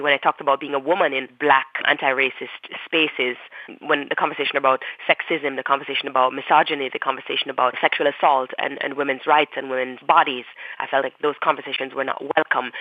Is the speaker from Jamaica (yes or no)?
yes; Jamaica; moved away as an adult; now in United States; being Jamaican and what it meant to be queer and Jamaican at the same time